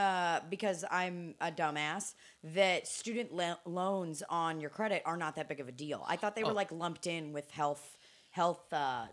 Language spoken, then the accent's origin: English; Kansas City, Missouri, United States; I grew up in Kansas City and I was born in 1992.